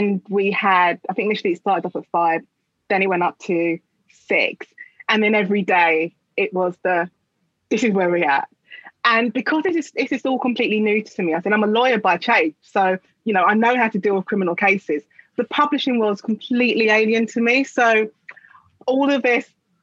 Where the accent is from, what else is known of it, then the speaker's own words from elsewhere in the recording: London, United Kingdom; I live in London and I grew up in London